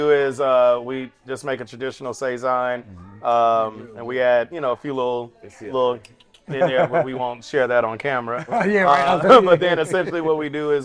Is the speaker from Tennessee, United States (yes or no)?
yes; Nashville, Tennessee, United States; moved away as an adult; now in Chicago, United States; I was living in Nashville at the time. That's my hometown.